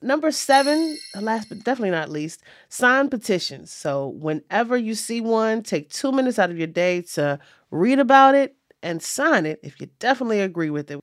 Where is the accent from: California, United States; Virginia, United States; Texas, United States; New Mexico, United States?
Virginia, United States; Richmond; my hometown of Richmond, Virginia